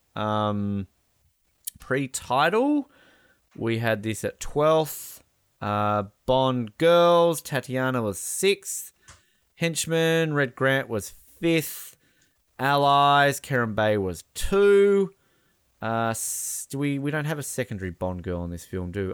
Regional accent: Australia; I'm Australian

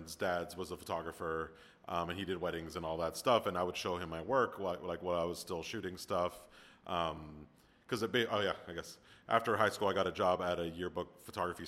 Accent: Miami, Florida, United States; moved away; I'm from Miami originally

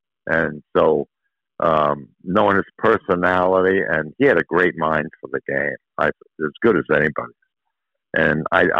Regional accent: New York, United States; I grew up in New York where everybody, because if you think about it, there aren't a lot of baseball fields in New York that kids can go out and play in.

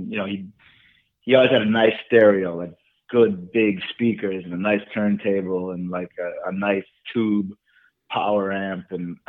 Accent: St. Paul, Minnesota, United States; now in New York City, United States; I came from St. Paul, Minnesota, technically.

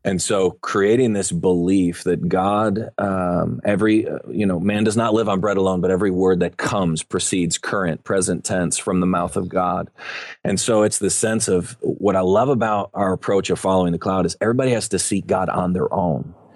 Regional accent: Buffalo, New York, United States; also born or lived in Dallas-Fort Worth area, Texas; now in Dallas-Fort Worth, United States; I grew up in Buffalo, New York

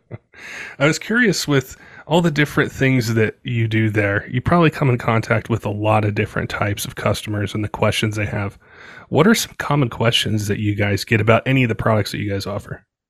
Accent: Colorado, United States; also born or lived in West Coast; I grew up in Colorado. um, and then lived on the West Coast for a little bit.

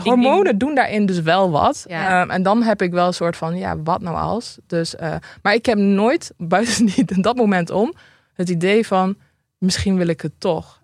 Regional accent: Drenthe, Netherlands; ik kom uit Drenthe

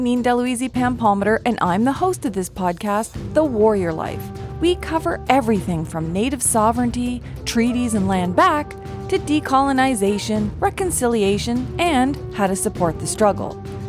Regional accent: Eel River Bar First Nation, New Brunswick, Canada; moved away; am a Mi'kmaq lawyer, professor, author, content creator, and public educator. I'm from Iorubar First Nation, but today I'm coming to you from the sovereign territories of Mississaugas of Scugog.

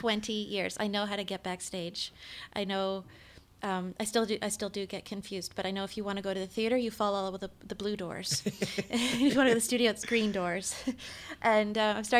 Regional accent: West Coast, Canada; I was from the West Coast

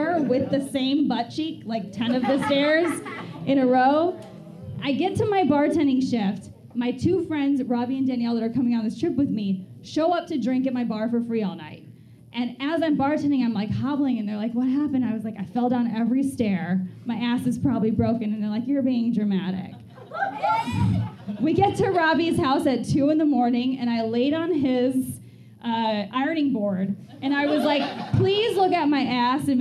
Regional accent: Wisconsin, United States; moved away; also born or lived in Chicago; I'm born and raised in Wisconsin

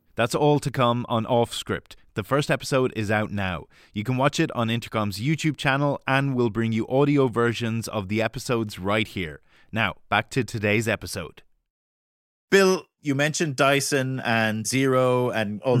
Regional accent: Ireland; as an Irishman

